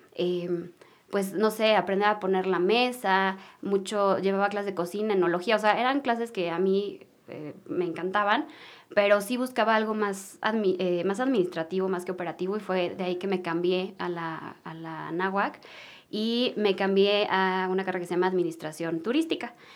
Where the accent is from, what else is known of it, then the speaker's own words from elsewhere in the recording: Mexico City, Mexico; nací aquí en la Ciudad de México, nací en una familia pues muy unida